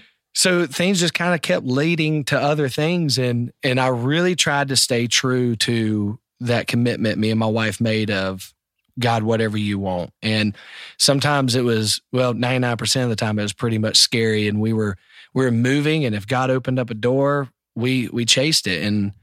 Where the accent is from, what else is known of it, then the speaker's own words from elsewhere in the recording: North Carolina, United States; So for me, man, you know, I grew up in North Carolina and South Carolina.